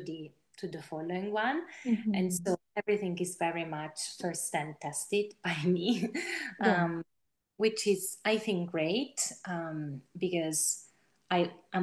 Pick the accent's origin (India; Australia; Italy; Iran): Italy; my home country